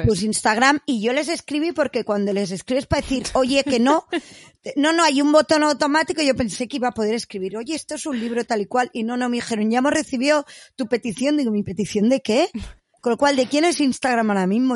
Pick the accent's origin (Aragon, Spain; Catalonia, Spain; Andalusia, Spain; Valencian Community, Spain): Catalonia, Spain; soy catalana